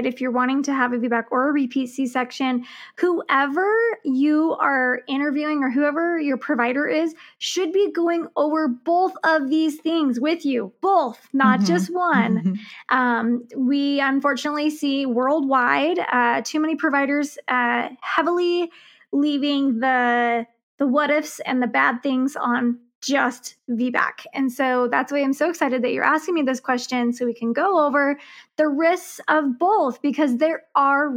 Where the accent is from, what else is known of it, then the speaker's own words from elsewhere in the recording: Utah, United States; I am actually from Utah